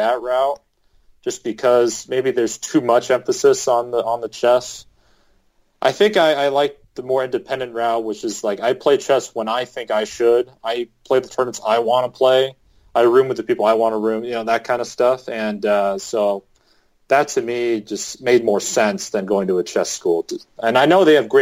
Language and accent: English; Southern California, United States; moved away as an adult; also born or lived in Provo, Utah; I'm a guy from Southern California